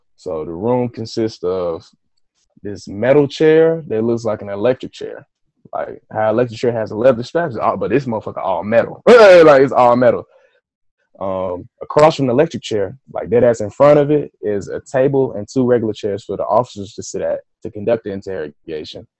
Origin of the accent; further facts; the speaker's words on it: Atlanta, Georgia, United States; I'm from Atlanta.